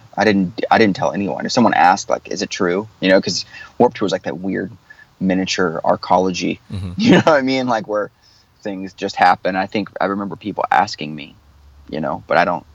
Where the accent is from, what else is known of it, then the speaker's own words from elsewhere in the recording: Clearwater, Florida, United States; my hometown of Clearwater Beach